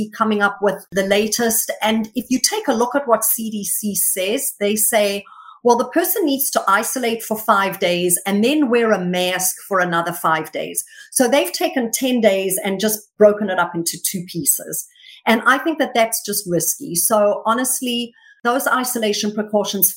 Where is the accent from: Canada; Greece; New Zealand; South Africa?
South Africa; moved away as an adult; now in United States; I was born and raised until I was in my early 20s in South Africa.